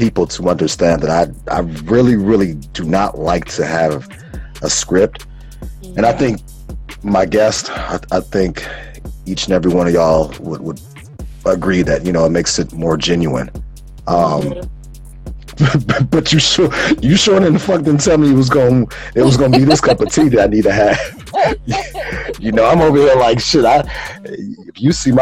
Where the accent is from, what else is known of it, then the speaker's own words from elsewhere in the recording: Calumet Park, Illinois, United States; also born or lived in Lynwood, Illinois; My mommy wound up moving us away from Cal Park. Mm-hmm. 127th and Carpenter